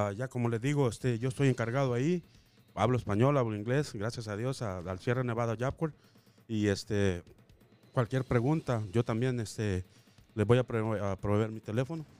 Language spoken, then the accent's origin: Spanish; El Salvador; now in Las Vegas, United States; soy inmigrante salvadoreño